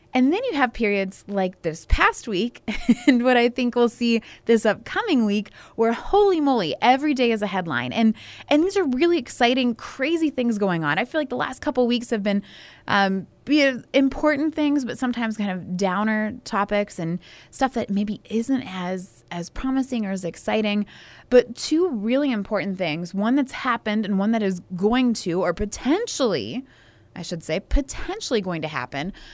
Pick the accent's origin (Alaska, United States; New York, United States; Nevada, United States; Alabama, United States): Alabama, United States; I am from Alabama